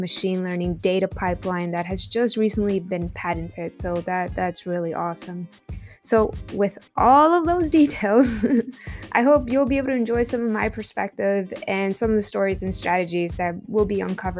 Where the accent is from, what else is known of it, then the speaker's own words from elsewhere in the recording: Compton, California, United States; also born or lived in Lynwood, California / Tijuana, Mexico; I grew up in Compton, California, Linwood, California